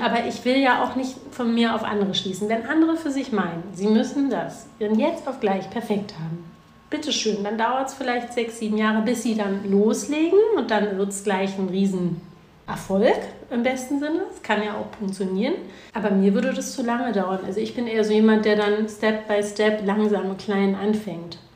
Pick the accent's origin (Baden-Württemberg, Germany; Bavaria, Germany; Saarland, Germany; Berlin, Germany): Berlin, Germany; Ich bin ja nun mal Berlinerin